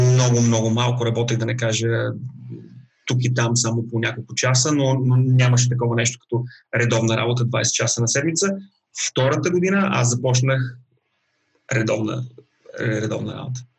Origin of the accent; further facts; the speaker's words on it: Bulgaria; moved away as an adult; now in Melbourne, Australia; Аз бях още студент в България, бях на 21